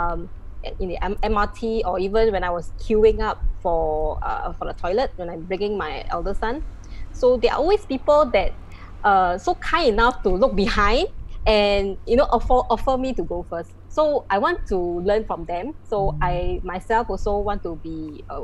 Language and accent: English; Malaysia; moved away as an adult; also born or lived in Ipoh; now in Singapore; I'm from Malaysia. Right now, I'm already a Singapore citizen